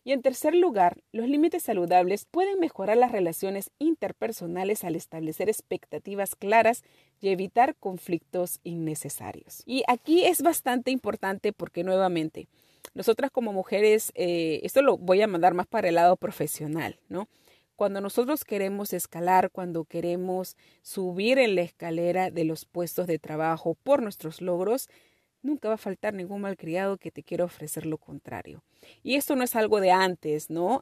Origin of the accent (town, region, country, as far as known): Peru